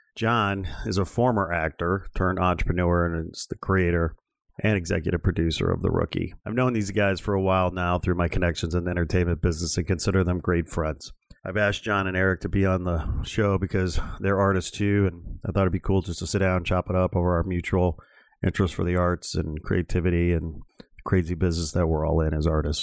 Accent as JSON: {"language": "English", "town": "Chicago", "region": "Illinois", "country": "United States", "tie": "born or raised there", "moved": "as an adult", "lives_now": "Los Angeles, United States", "said": "I'm born and raised in uh, in and around the flyover city of Chicago."}